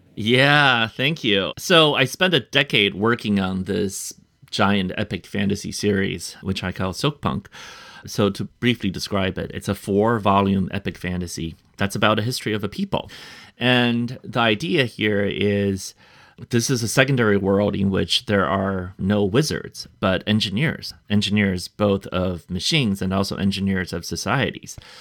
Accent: United States; an American author to represent our country

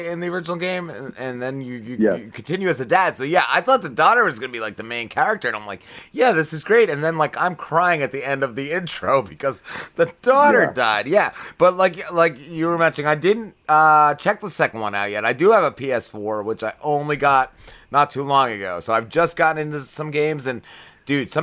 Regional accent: New Jersey, United States; I grew up in North Jersey

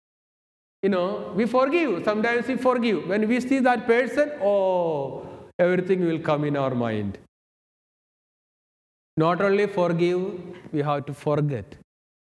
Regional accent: Kerala, India; moved away as an adult; also born or lived in Thibodaux, Louisiana; now in United States; I am from India, the southern part of India, Kerala.

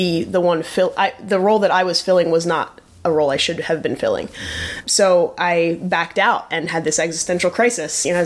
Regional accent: New Jersey, United States; I grew up in South Jersey

